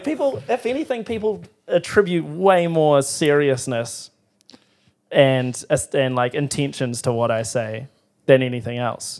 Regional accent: Timaru, Canterbury, New Zealand; moved away; I was from Timaru

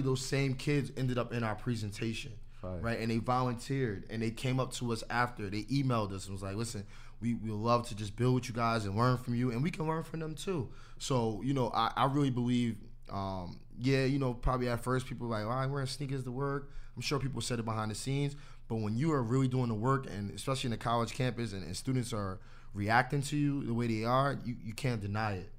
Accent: New Jersey, United States; I'm from New Jersey

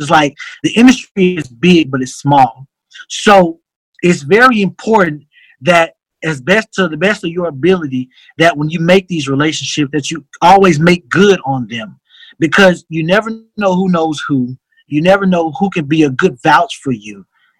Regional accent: North Mississippi, United States; moved away as an adult; also born or lived in Memphis, Tennessee; now in California, United States; when I was growing up in Memphis, but North Mississippi, because I actually grew up and went to school in Mississippi.

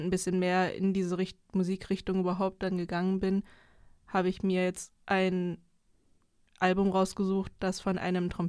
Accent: East Germany, Germany; ich komme aus Ostdeutschland

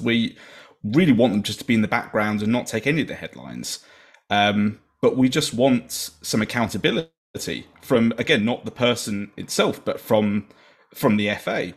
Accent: England, United Kingdom; as an English person

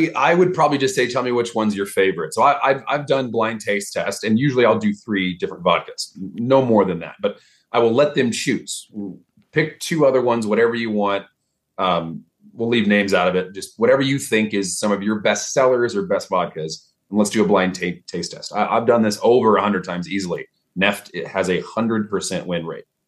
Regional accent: Dallas, Texas, United States; accent: Texas; moved away; I'm from Texas, so I don't really have a strong Texas accent until I'm either talking to someone from back home

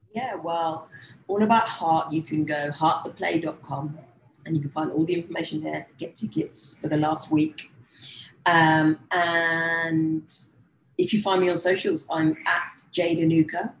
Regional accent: London, United Kingdom; as a young black girl growing up in London

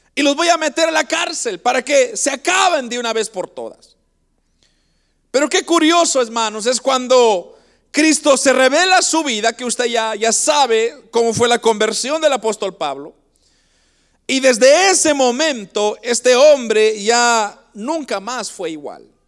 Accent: Guatemala; now in Canada; nosotros somos de Guatemala y, nosotros venimos, hermanos, de un lugar bastante pobre en Guatemala

